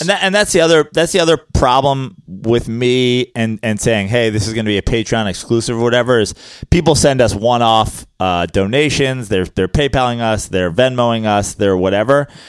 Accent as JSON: {"language": "English", "region": "New York", "country": "United States", "said": "As a New Yorker"}